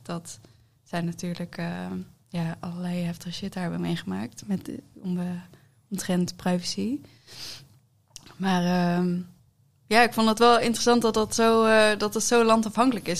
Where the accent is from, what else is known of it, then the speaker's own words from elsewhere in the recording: Netherlands; wij als Nederlanders